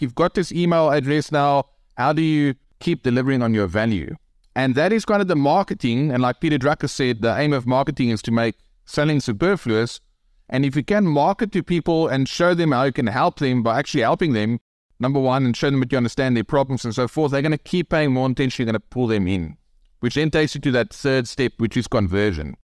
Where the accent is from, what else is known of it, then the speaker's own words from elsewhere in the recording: South Africa; accent: South African; I'm from Africa